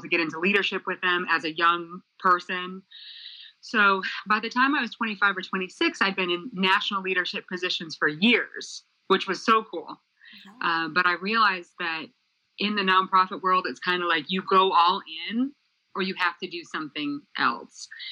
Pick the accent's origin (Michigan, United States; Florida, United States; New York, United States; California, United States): Michigan, United States; moved away; also born or lived in Center Valley, Pennsylvania; I'm from Michigan originally